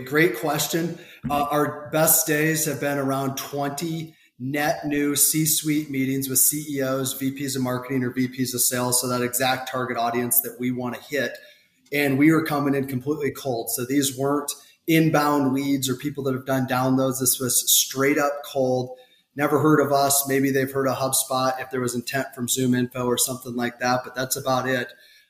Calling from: Scottsdale, Arizona, United States; Today, I'm coming in from Scottsdale, Arizona.

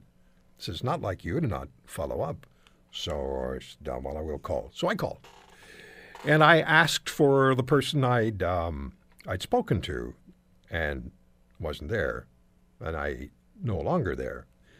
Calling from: Toronto, Ontario, Canada; I'm calling from Canada. I'm a broadcaster in Toronto and Hamilton.

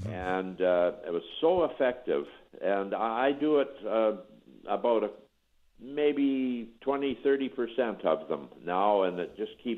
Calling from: British Columbia, Canada; I'm calling from British Columbia.

